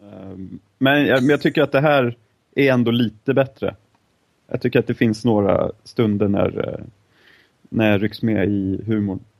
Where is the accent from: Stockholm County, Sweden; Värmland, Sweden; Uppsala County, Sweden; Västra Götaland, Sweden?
Stockholm County, Sweden; Stockholm; som stolta stockholmare